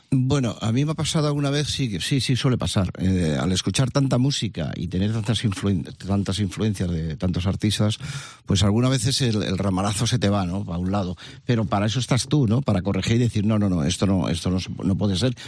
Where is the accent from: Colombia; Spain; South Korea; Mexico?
Spain; Madrid, Community of Madrid; moved away as an adult; also born or lived in Burgos; now in Almería, Spain; un par de añitos creo, que nos fuimos a Vallecas, al Pozo del Tierra Mundo, a Entrevías. Y yo me siento súper vallecano